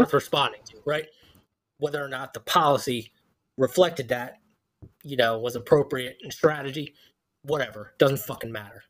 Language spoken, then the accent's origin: English; Philadelphia, Pennsylvania, United States; moved away; I'm from Philadelphia